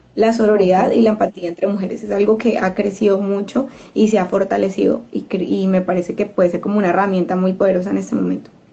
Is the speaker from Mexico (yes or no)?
no; Colombia; como mujeres latinas, eh, digamos, colombianas